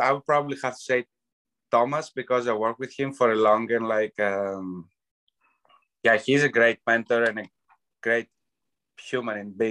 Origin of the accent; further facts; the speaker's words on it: Euboea, Central Greece, Greece; now in Canada; I grew up in Evia. That's an island right next to Athens.